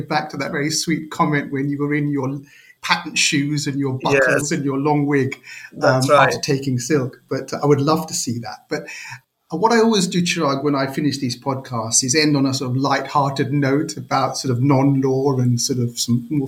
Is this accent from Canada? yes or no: no; London, United Kingdom; growing up in Northwest London